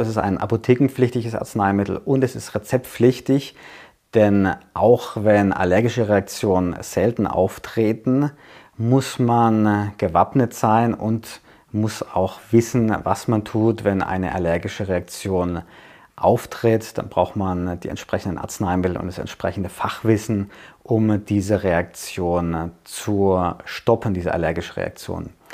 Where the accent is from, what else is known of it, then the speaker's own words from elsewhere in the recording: Germany; bei uns in Deutschland